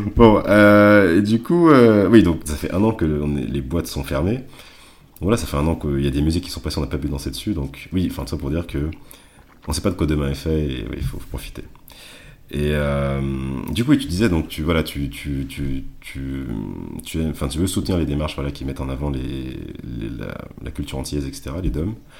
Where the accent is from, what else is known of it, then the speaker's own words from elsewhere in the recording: Martinique; chez nous, peut-être en tout, cas, en tout cas en Martinique